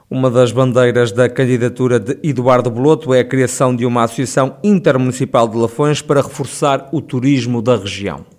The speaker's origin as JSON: {"language": "Portuguese", "town": "Sátão", "region": "Centro", "country": "Portugal", "tie": "born or raised there", "said": "nasci mesmo no Sátão, não nasci em Viseu, nasci no Sátão, cresci no Sátão"}